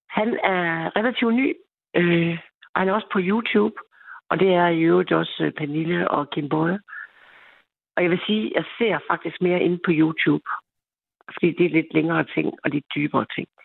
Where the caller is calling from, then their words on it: Central Denmark Region, Denmark; jeg er den pige fra Østjylland, for der er en pige mere, og jeg tror nok, hun kommer fra Sjælland.